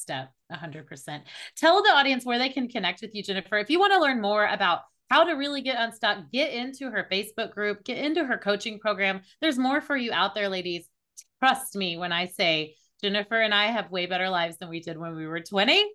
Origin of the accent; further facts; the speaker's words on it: Oklahoma City, Oklahoma, United States; I was born in Oklahoma City. I'm in the Bible Belt of the United States